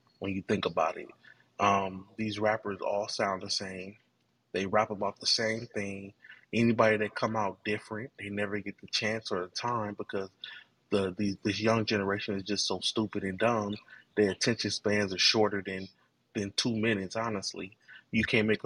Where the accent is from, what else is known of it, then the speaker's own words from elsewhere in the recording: Los Angeles, California, United States; I'm born, you know, Los Angeles